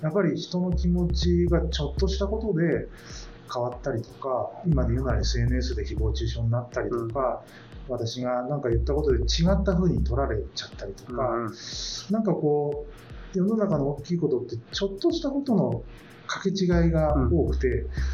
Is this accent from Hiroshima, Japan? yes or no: no; Kanazawa, Ishikawa, Japan; moved away; 僕は金沢出身だったので、いつかは自分の実家というか金沢に戻りたいというのがあったんです